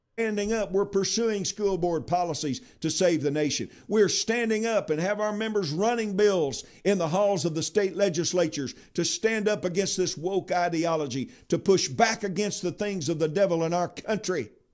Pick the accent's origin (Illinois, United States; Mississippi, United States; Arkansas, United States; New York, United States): Arkansas, United States; my home state of Arkansas